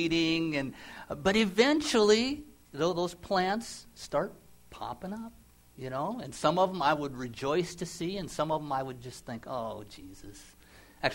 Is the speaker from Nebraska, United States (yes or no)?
yes; Nebraska, United States; I grew up in the Midwest in Nebraska, and we had a big garden